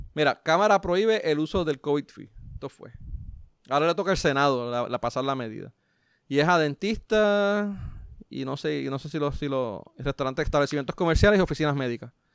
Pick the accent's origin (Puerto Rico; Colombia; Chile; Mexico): Puerto Rico; a pesar de que soy latino, pues, eh, vamos, blanco dentro de Puerto Rico, pues soy considerado blanco, pues, si vamos a Estados Unidos, soy marrón